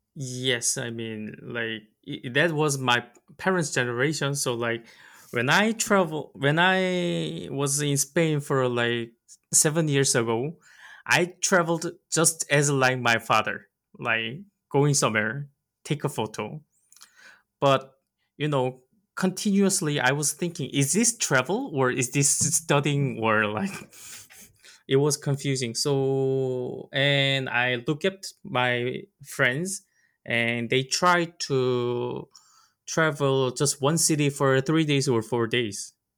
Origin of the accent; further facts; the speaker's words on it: South Korea; West Side, which is nearby my hometown